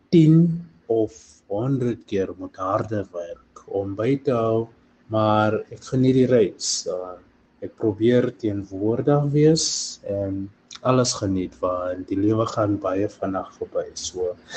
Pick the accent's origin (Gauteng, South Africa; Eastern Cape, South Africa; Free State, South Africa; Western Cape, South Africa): Gauteng, South Africa; Johannesburg; moved away as an adult; now in Cape Town, South Africa; Ek het groot geword in 'n klein gemeenskap, eh, in naam van Westbury in Johannesburg